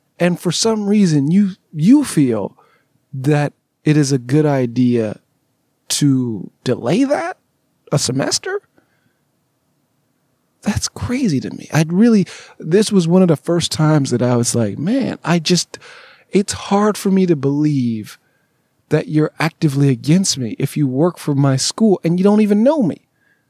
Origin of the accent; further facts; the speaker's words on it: Southern California, United States; moved away as an adult; also born or lived in Alabama; I'm from Southern California